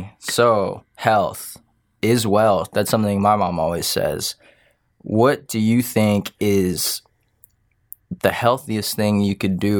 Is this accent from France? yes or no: yes; France; I don't know. I'm from France.